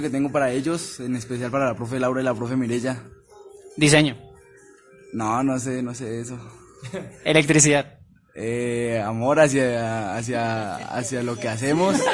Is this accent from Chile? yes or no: no; Socotá, Boyacá, Colombia